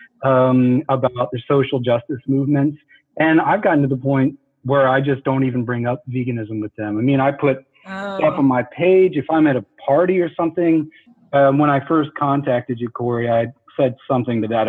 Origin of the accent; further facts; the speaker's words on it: the South, United States; The way I grew up in the South